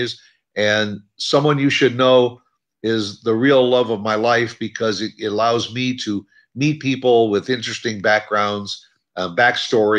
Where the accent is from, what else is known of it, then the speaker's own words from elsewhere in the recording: Midwest, United States; moved away as an adult; now in Frisco, United States; I grew up in the Midwest